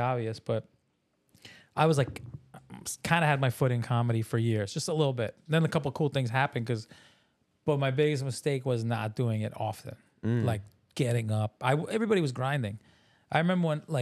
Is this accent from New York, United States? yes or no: yes; New York, United States; I'm from New York too